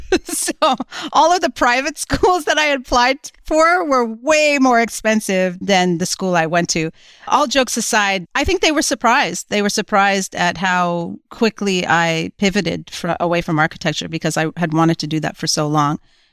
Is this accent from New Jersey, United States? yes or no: yes; New Jersey, United States; Well, I was growing up in New Jersey at the time, and I was a bit of a goofy, wild kid